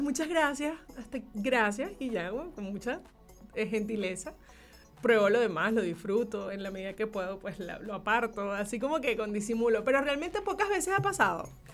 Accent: Maracaibo, Zulia, Venezuela; era en la selección preinfantil del estado Zulia. Okay, soy maracucha.

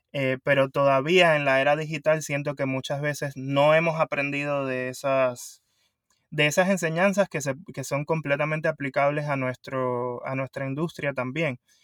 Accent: Puerto Rico; moved away as an adult; also born or lived in South Florida, United States; now in Florida, United States; originalmente soy de Puerto Rico y me mudé acá a Estados Unidos, al sur de la Florida, hace 15 años

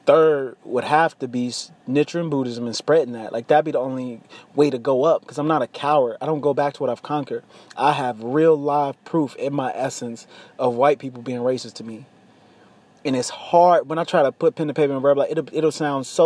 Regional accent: United States; I am an American. I live in America

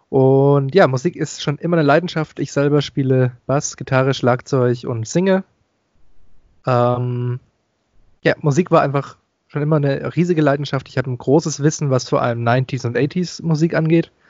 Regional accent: Stuttgart, Baden-Württemberg, Germany; ich komme aus Stuttgart

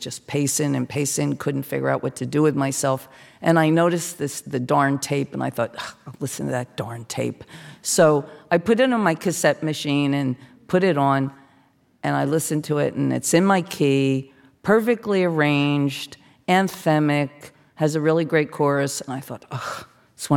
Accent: New Jersey, United States; moved away as an adult; I'm from South Jersey

